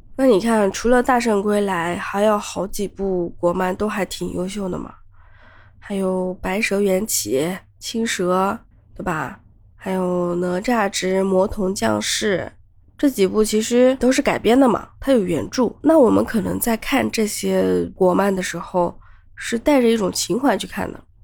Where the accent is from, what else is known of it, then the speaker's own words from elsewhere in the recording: China; 我们中国人